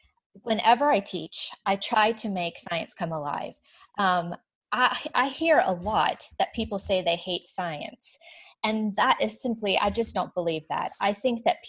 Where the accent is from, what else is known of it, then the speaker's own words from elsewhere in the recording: the South, United States; I'm from the South